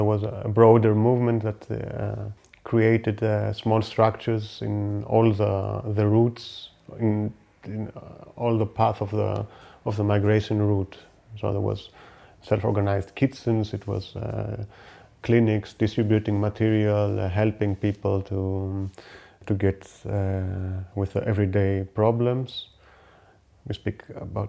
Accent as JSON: {"language": "English", "town": "Athens", "region": "Attica", "country": "Greece", "tie": "born or raised there", "also_born_or_lived": "Germany", "said": "I live in Athens almost all my life. I was born in Germany from migrant parents"}